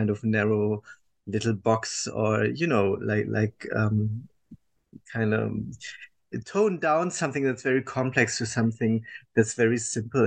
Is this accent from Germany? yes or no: yes; Germany; English is a second language; I was born and raised in Germany, as people will understand from my accent